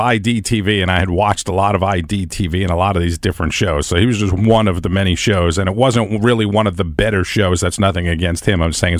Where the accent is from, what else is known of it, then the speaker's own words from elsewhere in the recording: New York, United States; I'm Italian from New York.